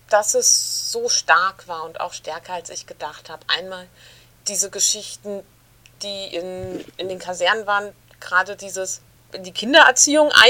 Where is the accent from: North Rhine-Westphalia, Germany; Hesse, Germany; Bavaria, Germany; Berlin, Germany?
Berlin, Germany; Ich komme ja aus Berlin, wohne jetzt seit gut zehn Jahren in Berlin